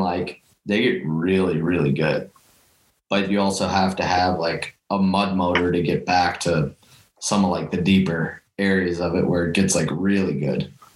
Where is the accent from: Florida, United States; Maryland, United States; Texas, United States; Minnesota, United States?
Minnesota, United States; Lakeville; also born or lived in Mankato; I'm originally from Lakeville